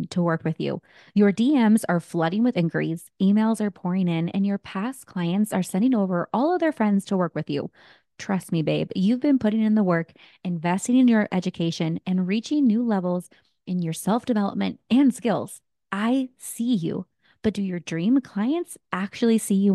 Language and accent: English; San Jose, California, United States; the Bay Area, California, my hometown of San Jose